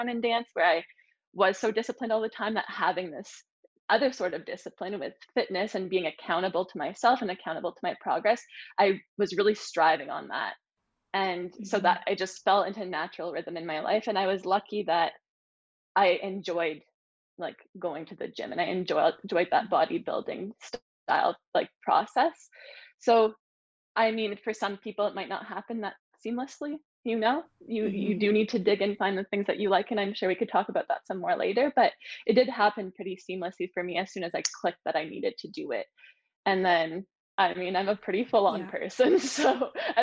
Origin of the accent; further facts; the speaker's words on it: Sudbury, Ontario, Canada; moved away as an adult; also born or lived in Ottawa / Toronto; I'm from a small town. I'm from Sudbury.